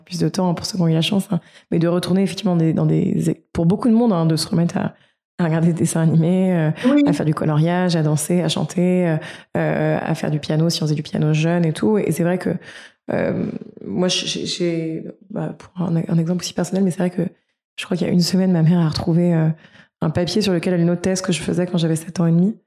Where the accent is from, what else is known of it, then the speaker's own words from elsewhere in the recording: France; en tant que Français